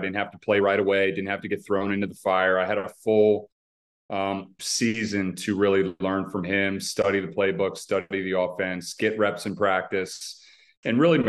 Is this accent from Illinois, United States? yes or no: no; Maryland, United States; my hometown